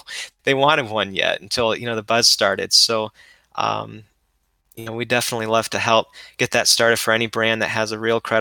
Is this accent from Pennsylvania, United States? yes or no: no; Ohio, United States; I'm from Ohio